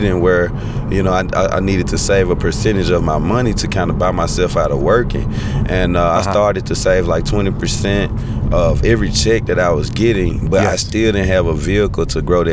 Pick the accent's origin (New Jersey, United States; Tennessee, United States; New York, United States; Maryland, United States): Tennessee, United States; Memphis; I'm from Memphis, Tennessee